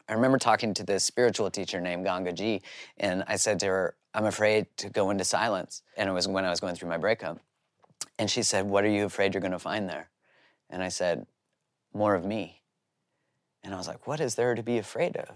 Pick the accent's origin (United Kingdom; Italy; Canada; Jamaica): Canada; I grew up in Canada.